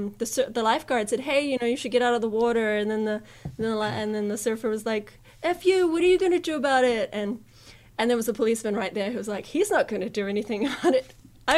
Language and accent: English; New Zealand; also born or lived in Japan; So you know, they listen to my accent. And then if I say Japan, they're like, what? No, what? What? And I say New Zealand.